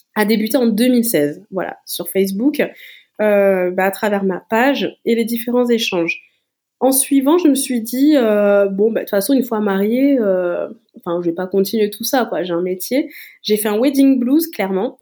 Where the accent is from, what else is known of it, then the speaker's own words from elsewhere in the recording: Toulouse, Occitania, France; je suis toulousaine